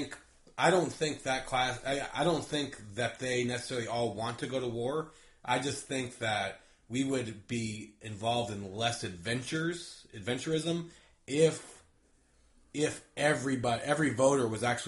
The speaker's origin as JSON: {"language": "English", "region": "California", "country": "United States", "tie": "born or raised there", "said": "I grew up in California."}